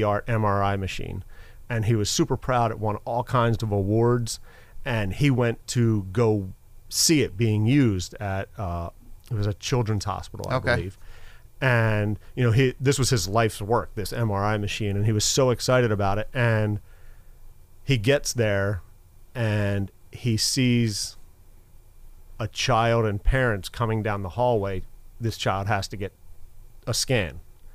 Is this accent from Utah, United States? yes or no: no; Philadelphia, Pennsylvania, United States; I grew up in Philadelphia, went to high school in Center City, went to college in Center City, Philadelphia